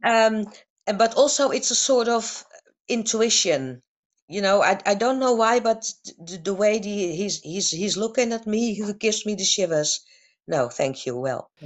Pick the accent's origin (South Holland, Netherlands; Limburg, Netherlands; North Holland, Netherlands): North Holland, Netherlands; Amsterdam; I was born and raised in Amsterdam